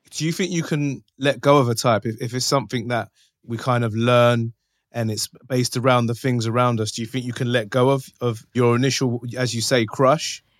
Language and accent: English; London, United Kingdom; from North London.